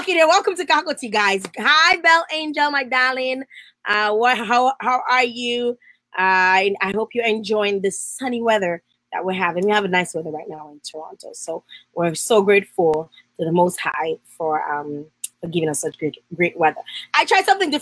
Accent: Dominica; my home country, the Nature Island of Dominica

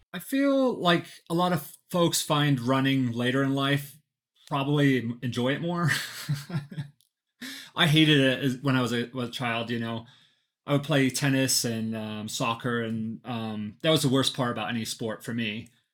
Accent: Flagstaff, Arizona, United States; I'm from Flagstaff, Arizona

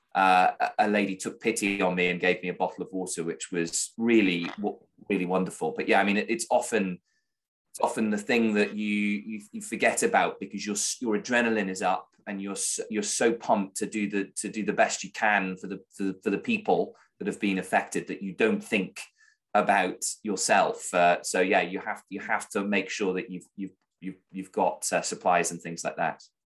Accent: United Kingdom; I'm a British journalist in a foreign country.

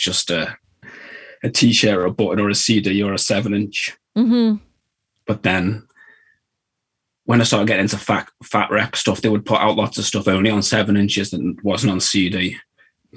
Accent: England, United Kingdom; also born or lived in Wirral, near Liverpool; growing up in England

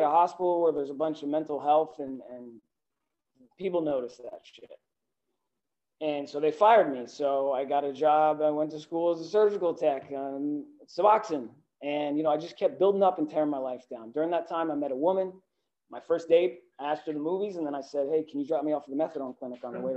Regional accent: Northern New Jersey, United States; I grew up outside of Manhattan in Northern New Jersey

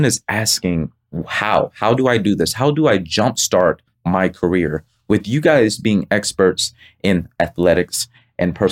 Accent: Pompano Beach, Florida, United States; moved away; I'm from Pompano Beach, Florida

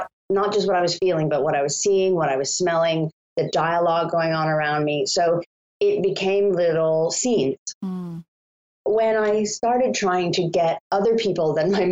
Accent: Scituate, Massachusetts, United States; moved away as an adult; also born or lived in Indiana / China / Italy / Japan; I grew up in Scituate, Massachusetts

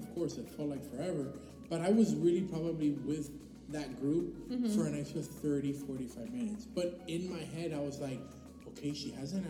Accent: Miami, Florida, United States; I was born there in the hospital.

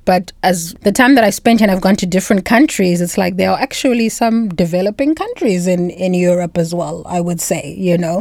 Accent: Zimbabwe; moved away as an adult; also born or lived in South Africa; now in Bratislava, Slovakia; I'm a foreigner. I'm not South African. I'm Zimbabwean.

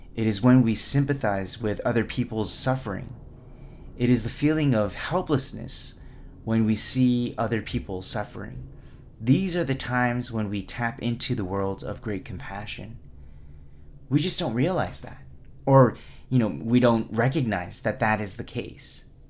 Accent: United States; not just Asian Americans, but as Asian American

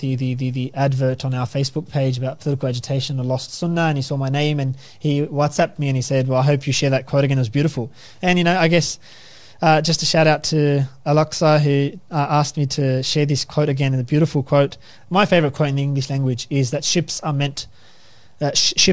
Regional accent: Pakistan; moved away; I'm from Pakistan, and I sit down with my loved ones, you know, every year or every second year when I go back to visit my in-laws or my family

